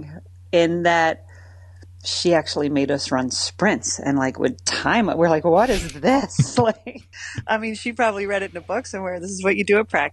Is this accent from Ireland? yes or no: yes; Ireland; moved away as an adult; now in Philadelphia, United States; as an Irish child